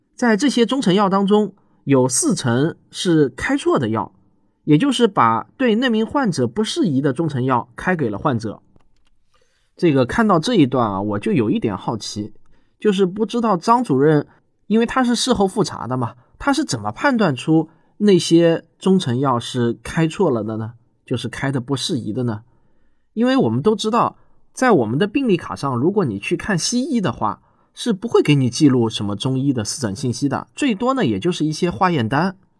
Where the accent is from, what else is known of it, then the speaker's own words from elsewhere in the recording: China; 我们大陆人